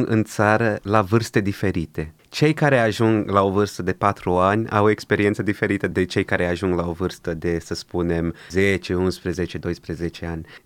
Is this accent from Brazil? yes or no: yes; Brazil; now in Romania; Deja uitase că eram din Brazilia și gata